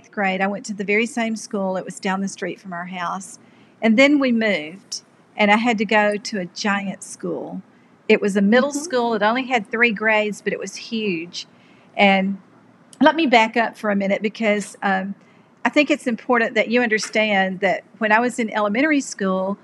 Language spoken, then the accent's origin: English; Birmingham, Alabama, United States; I grew up in Birmingham in a small home in a community called ASIPCO. And ASIPCO is an acronym for American Cast Iron Pipe Company.